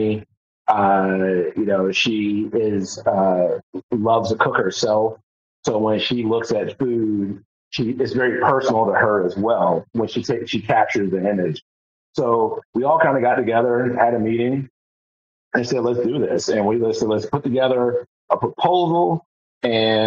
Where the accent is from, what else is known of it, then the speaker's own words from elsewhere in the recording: Euclid, Ohio, United States; moved away; I grew up in Cleveland, Ohio.